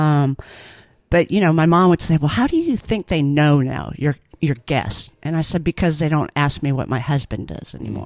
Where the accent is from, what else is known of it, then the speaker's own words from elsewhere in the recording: California, United States; moved away as an adult; also born or lived in Auburn, Alabama; now in Alabama, United States; was born and raised in California